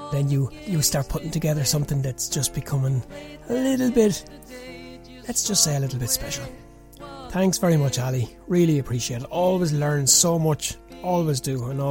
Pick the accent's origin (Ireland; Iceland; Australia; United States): Ireland; growing up in the South here